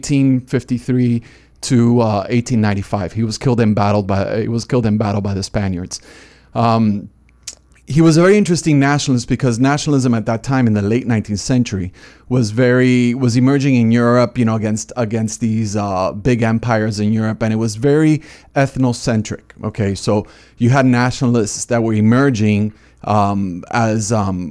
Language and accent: English; Miami, Florida, United States; moved away as an adult; also born or lived in Boston / Pacific Northwest; now in Trinidad and Tobago; I'm originally from Miami, Florida, and I've been a little bit around